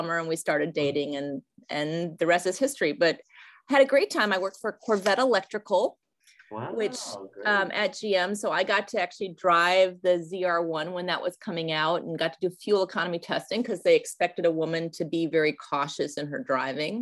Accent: Ann Arbor, Michigan, United States; moved away as an adult; also born or lived in Durham, North Carolina; now in New York, United States; I grew up in Ann Arbor, Michigan, and I spent my childhood there

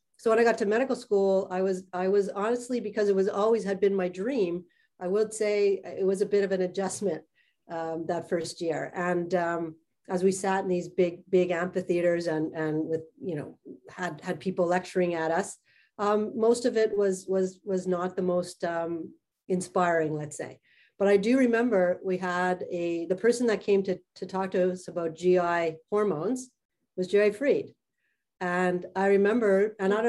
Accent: Montreal, Quebec, Canada; I grew up in Montreal.

